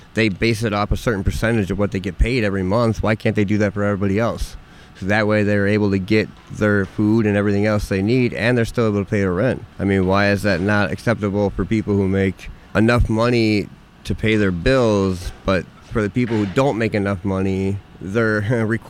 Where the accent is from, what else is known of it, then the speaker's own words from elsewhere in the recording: Chicago, Illinois, United States; now in Madison, United States; I'm from Chicago